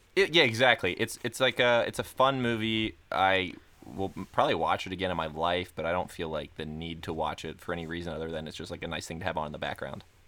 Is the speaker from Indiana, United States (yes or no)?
no; Florida, United States; I learned how to swim when I was an infant because I'm from Florida